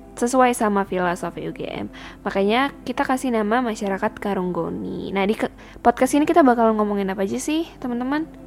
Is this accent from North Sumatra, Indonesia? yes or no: yes; Medan, North Sumatra, Indonesia; moved away as an adult; aku sebagai orang yang born and raised di Sumatera